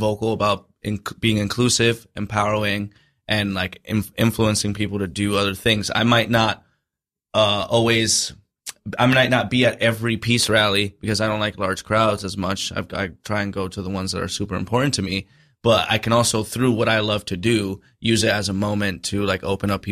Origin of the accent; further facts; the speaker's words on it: United States; I have an American passport. I don't have a Dominican one. You know, I'm a first generation